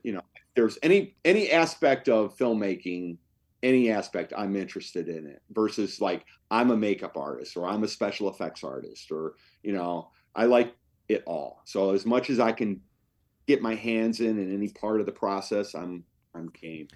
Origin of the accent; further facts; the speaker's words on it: Cleveland, Ohio, United States; also born or lived in Los Angeles; came back to make a documentary film back in my hometown of Cleveland